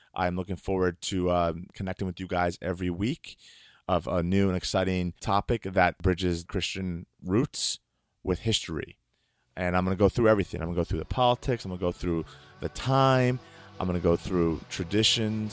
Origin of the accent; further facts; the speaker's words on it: United States; I am Greek American. My seed is Greek, but I was born in America.